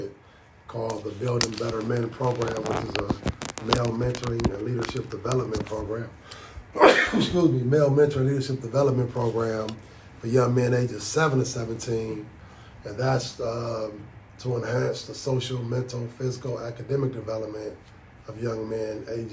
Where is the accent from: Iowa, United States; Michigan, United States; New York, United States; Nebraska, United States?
Michigan, United States; Detroit; And if anybody knows about Detroit, that's not the most desirable area.